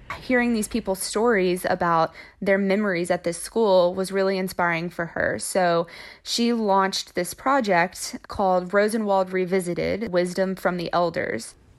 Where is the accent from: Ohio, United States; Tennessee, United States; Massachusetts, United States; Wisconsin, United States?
Tennessee, United States; Braden; also born or lived in Memphis, Tennessee; I was born in Memphis, Tennessee, but when I was about two years old, my parents decided they wanted to get out of the city, and so they moved to Braden, Tennessee